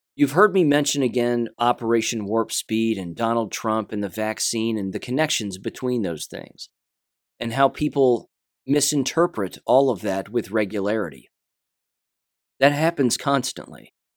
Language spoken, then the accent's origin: English; United States; I'm an American, first and foremost